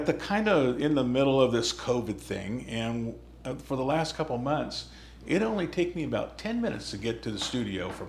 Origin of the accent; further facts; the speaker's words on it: California, United States; now in Prescott, United States; I'm from California